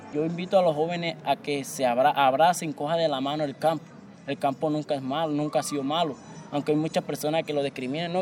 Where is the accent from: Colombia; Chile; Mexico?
Colombia; Tiquicio, Bolívar; soy del corregimiento de la Aventura, municipio de Tiquicio